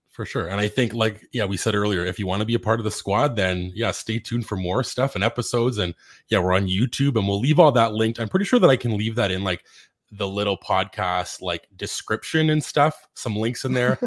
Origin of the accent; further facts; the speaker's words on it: Canada; we're also Canadian